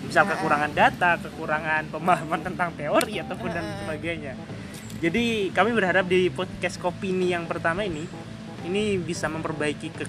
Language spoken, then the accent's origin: Indonesian; Java, Indonesia; jadi kayak orang Jawa nih aku Jawa aku Jawa